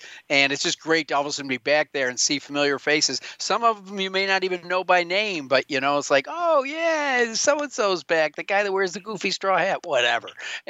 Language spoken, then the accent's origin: English; East Coast, United States; moved away; I'm from the East Coast, so I talked to more of my friends there